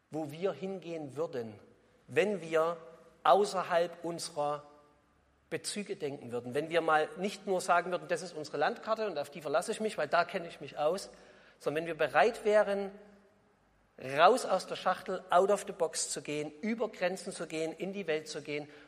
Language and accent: German; East Germany, Germany; Sie hören es ja vielleicht, ihr hört es ja vielleicht, ich komme aus dem Osten.